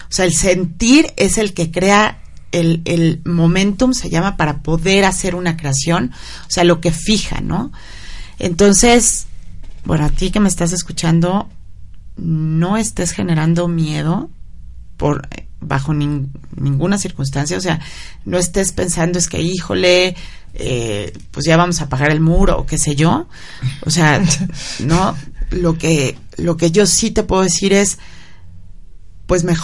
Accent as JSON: {"language": "Spanish", "country": "Mexico", "said": "y bueno, como mexicano, saber que tenemos mucho potencial"}